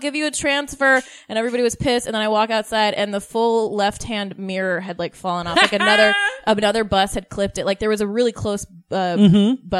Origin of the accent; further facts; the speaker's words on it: Utah, United States; also born or lived in Lubbock, Texas; now in Los Angeles, United States; I was born in Texas. Ooh. But I grew up in Utah.